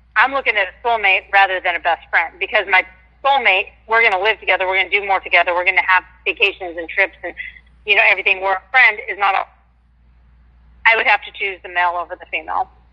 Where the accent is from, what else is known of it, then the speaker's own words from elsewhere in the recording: Washington, United States; I'm from Washington State